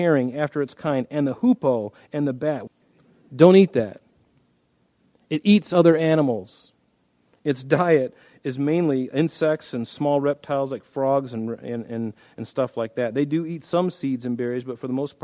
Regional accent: United States; I'm an American.

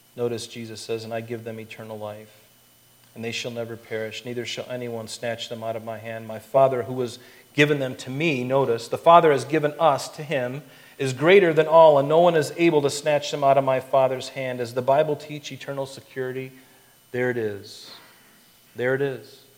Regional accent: Florida, United States; I grew up in Florida

